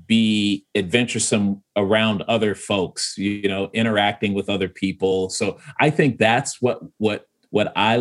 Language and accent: English; Chicago, Illinois, United States; moved away as an adult; now in Milwaukee, United States; I grew up, you know, we lived in Woodlawn for, you know, almost 3 years, the first 3 years of my life. Then we moved to South Shore